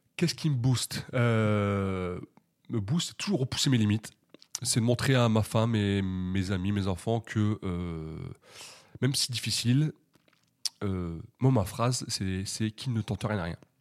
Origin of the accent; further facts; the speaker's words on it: Hauts-de-France, France; je suis originaire des Hauts-de-France